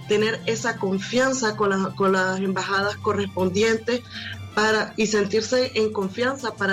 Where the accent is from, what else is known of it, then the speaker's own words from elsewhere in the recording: Nicaragua; moved away; los ciudadanos que estamos fuera de Nicaragua